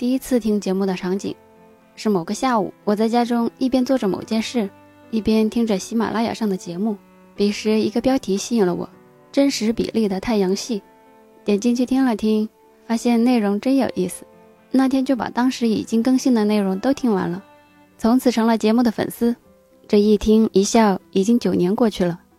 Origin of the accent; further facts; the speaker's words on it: Hunan, China; now in Guangzhou, China; 是一名在广州生活和打拼的湖南人